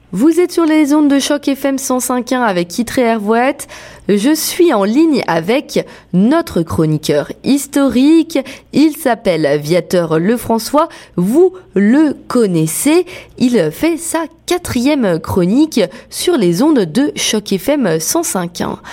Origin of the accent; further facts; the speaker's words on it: Brittany, France; je viens de Bretagne.